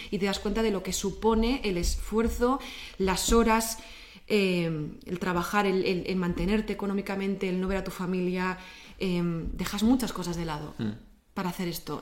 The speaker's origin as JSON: {"language": "Spanish", "region": "Basque Country", "country": "Spain", "said": "somos los vascos"}